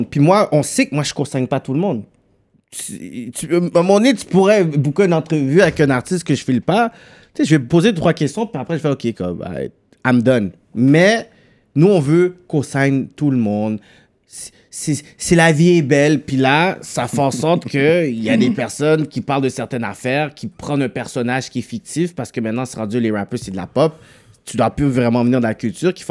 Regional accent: Montreal, Quebec, Canada; born there; Parce que moi, je suis né à Saint-Michel, mais j'habite dans l'Ouest.

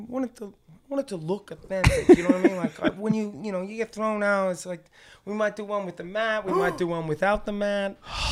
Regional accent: Australia; I'm from Australia, man.

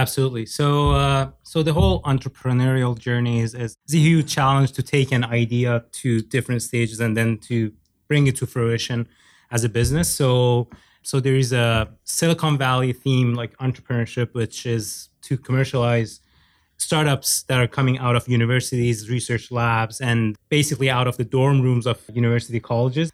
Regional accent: Iran; moved away as an adult; also born or lived in Norway; now in Canada; I have a Turkish background. I was born and raised in Iran

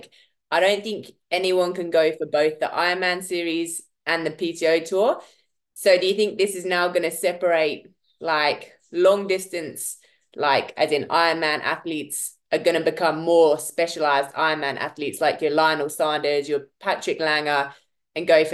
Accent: United Kingdom; now in Johannesburg, South Africa; Great Britain triathlete living in Johannesburg

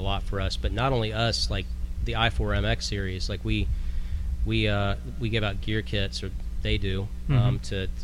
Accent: Florida, United States; I'm from Florida

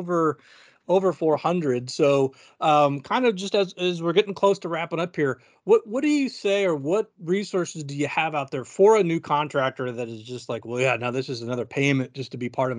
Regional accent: California, United States; now in Arizona, United States; I grew up in California

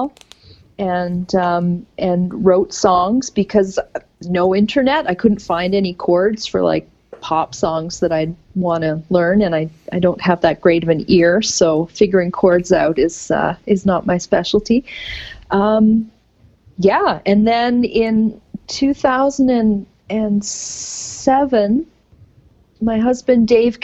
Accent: Canada; growing up in Canada in the 80s, the ukulele was part of the school music program

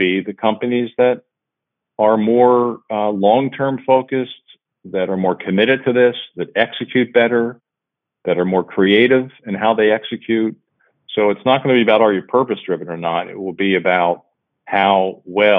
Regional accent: Cincinnati, Ohio, United States; my hometown here in Cincinnati

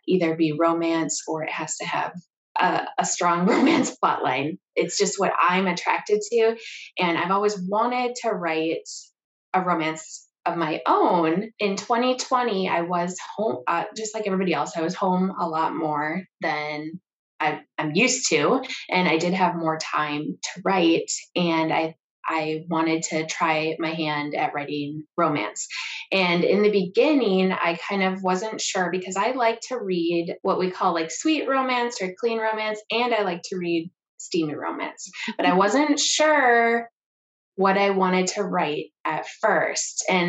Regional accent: Minnesota, United States; moved away; I am actually originally from Minnesota

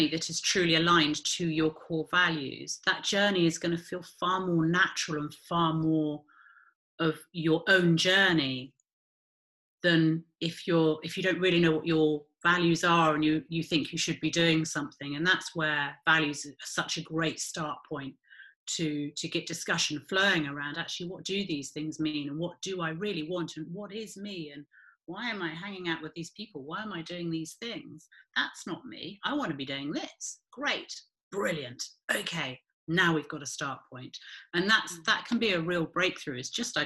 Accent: United Kingdom; we are so British

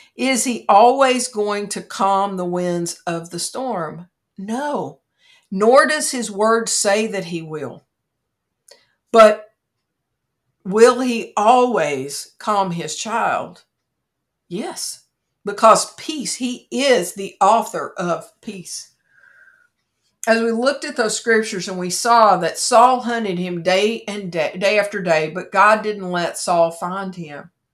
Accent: Kentucky, United States; my home state of Kentucky

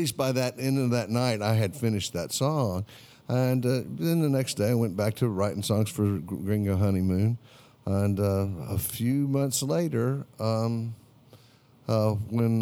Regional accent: Houston, Texas, United States; growing up in Houston, Texas

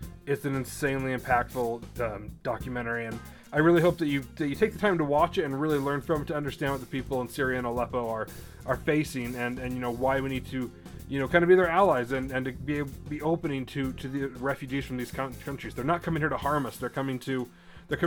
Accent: United States; as an American

